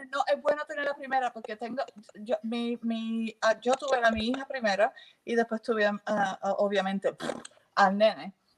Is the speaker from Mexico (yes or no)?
no; Puerto Rico; also born or lived in England; now in United Kingdom; yo vengo de Puerto Rico